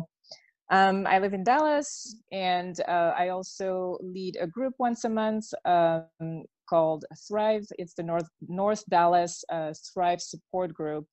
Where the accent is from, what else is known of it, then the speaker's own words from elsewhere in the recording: Belgium; first language French; English is a second language; moved away; I was born and raised in Belgium